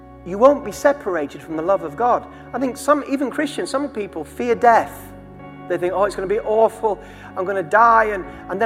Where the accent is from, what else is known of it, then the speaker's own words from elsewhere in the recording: Durham, North East England, United Kingdom; I was born, my mother was a 15-year-old single girl in just outside Durham. I was born in Queen Victoria Hospital, Christmas Day, 1968. And 3 months later, I was adopted by my mother and father, my father was a lecturer at Durham University